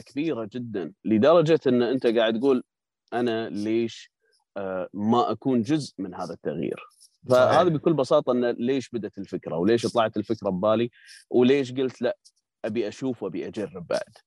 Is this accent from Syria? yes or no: no; Kuwait; عندنا بالكويت